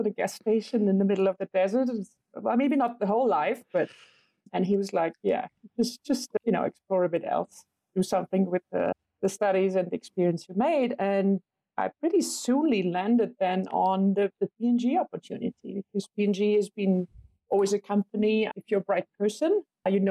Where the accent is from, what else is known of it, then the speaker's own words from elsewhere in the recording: western Germany, Germany; I grew up in a small village in Western Germany